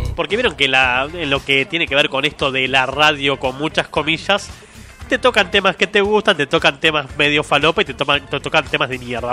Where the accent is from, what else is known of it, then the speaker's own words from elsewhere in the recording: Argentina; no soy centroamericano, soy argentino